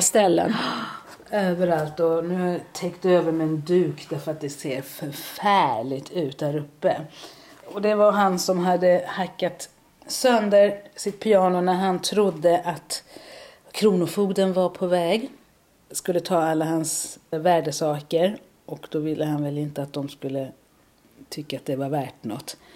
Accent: South Africa; now in Malmö, Sweden; Jag kommer från Sydafrika

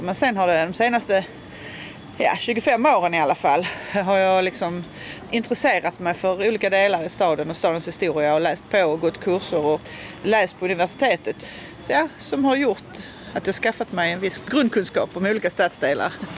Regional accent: Malmö, Skåne, Sweden; de första sju åren så växte jag upp på Edvard Lindahlsgatan

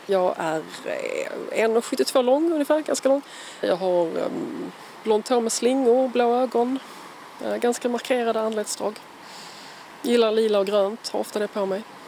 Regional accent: Skåne, Sweden; also born or lived in Malmö; jag är uppvuxen på Österlen

